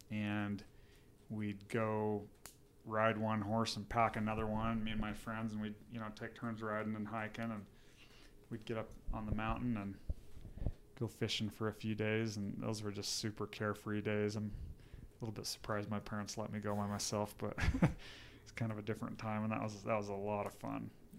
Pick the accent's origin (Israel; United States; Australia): United States; Coalville, Utah; so I grew up in Colville, Utah, which is about halfway between Park City, Utah and Evanston, Wyoming.